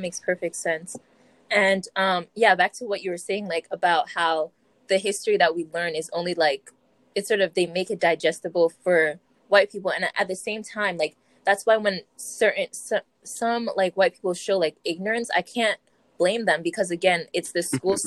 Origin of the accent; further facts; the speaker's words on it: South Windsor, Connecticut, United States; I'm from South Windsor, and I'm a Black student